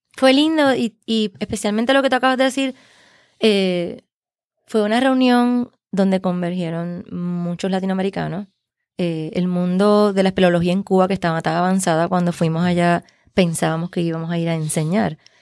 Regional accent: Puerto Rico; como puertorriqueños

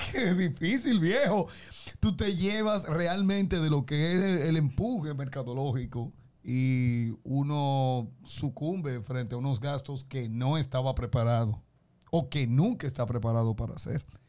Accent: Dominican Republic; nosotros estamos como caribeños, y estoy hablando como dominicanos

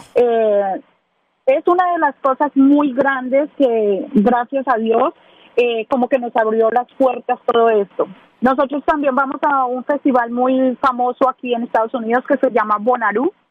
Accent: Ibagué, Tolima, Colombia; moved away as an adult; now in Nashville, United States; soy de Ibagué, del departamento del Tolima

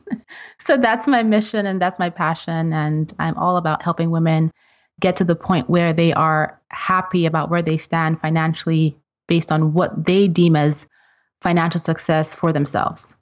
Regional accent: Nigeria; moved away as an adult; now in United States; I'm originally from Nigeria

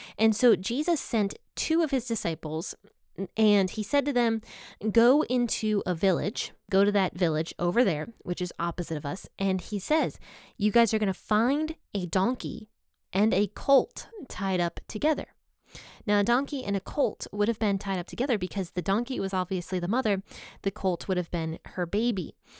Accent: United States; I'm from America

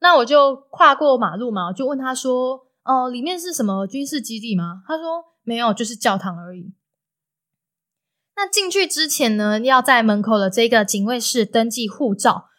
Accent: Taiwan; 我就说，台湾

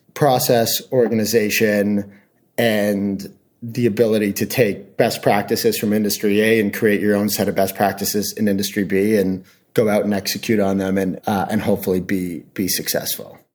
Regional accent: Canada; moved away as an adult; also born or lived in Hong Kong / New York / San Francisco; I'm from Canada originally

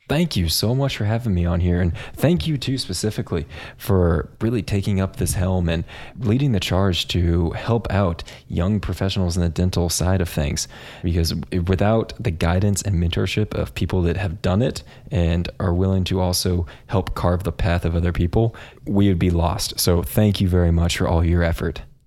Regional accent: Kansas, United States; also born or lived in San Antonio, Texas; I am from Kansas, grew up in a suburb right outside of Kansas City

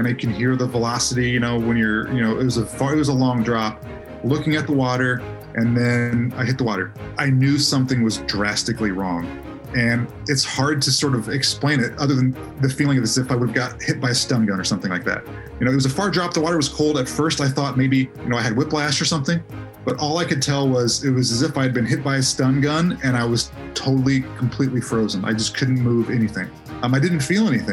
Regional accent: Indianapolis, Indiana, United States; I grew up in Indianapolis

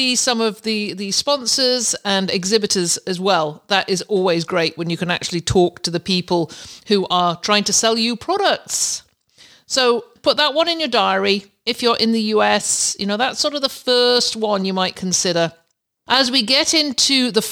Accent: Canada; I'm a Canadian

